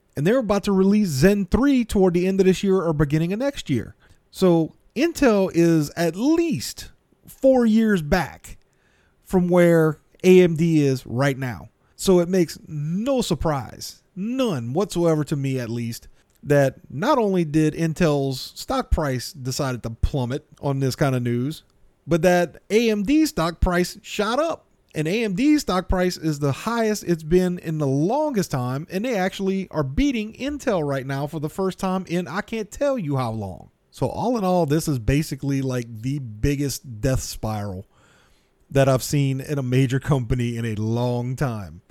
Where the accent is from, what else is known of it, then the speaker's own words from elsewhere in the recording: South Louisiana, United States; I'm from South Louisiana.